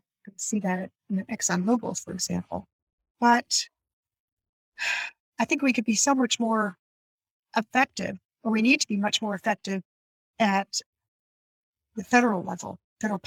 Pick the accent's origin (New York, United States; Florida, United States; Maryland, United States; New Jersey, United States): New Jersey, United States; moved away as an adult; also born or lived in London / Japan; … and I come from New Jersey, but let's be honest. I grew up in the suburbs